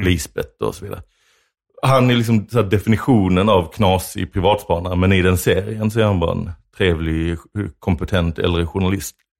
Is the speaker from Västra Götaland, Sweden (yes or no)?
no; Lund, Skåne, Sweden; jag växte upp i Lund då några år, eh, efter dig